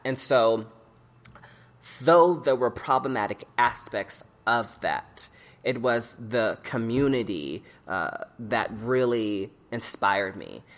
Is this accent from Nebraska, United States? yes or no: yes; Omaha, Nebraska, United States; growing up in Omaha as a young queer person